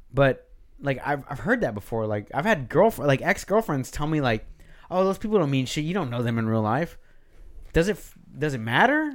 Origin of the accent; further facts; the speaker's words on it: Texas, United States; I'm from Texas too